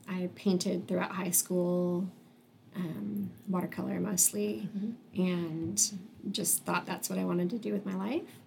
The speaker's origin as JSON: {"language": "English", "town": "Wichita", "region": "Kansas", "country": "United States", "tie": "born or raised there", "said": "I was born and raised in Wichita"}